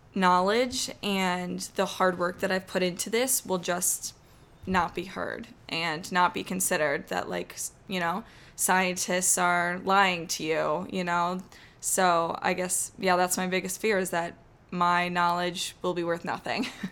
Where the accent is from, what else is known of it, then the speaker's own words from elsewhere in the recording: Chittenango, New York, United States; I'm from Chittenango, New York, which is east of Syracuse